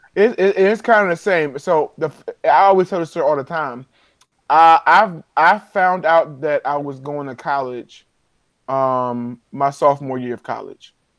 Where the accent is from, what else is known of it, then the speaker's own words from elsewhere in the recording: Baltimore, Maryland, United States; I'm from Baltimore. Everybody who I knew I know was going to Morgan